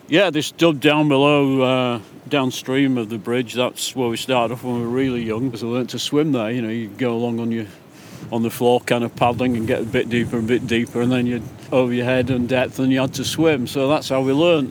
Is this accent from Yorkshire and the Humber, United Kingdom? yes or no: no; Langdale, Lake District, North West England, United Kingdom; This is my hometown